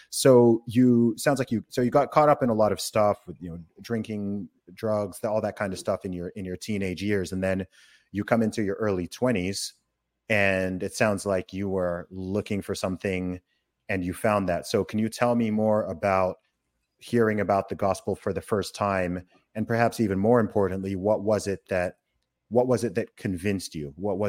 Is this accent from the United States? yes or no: no; Saudi Arabia; I grew up in Saudi Arabia from the age of one. So, technically I was in a completely Islamic country, but I grew up very much in the faith and, going to church.